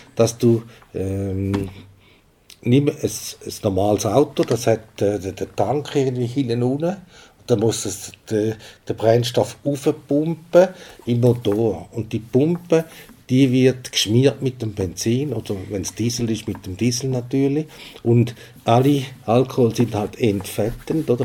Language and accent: German; Switzerland; wir als Schweizer